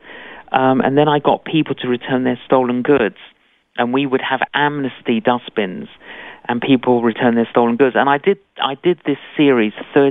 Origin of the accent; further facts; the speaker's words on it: London, United Kingdom; I'm Greek Cypriot. Both my parents were Greek Cypriot, but I grew up in London.